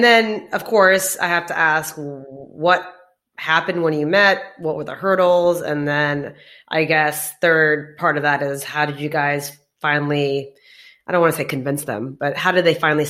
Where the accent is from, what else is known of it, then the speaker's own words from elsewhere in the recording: Houston, Texas, United States; moved away as an adult; also born or lived in Dubai / India; I'm actually from Houston.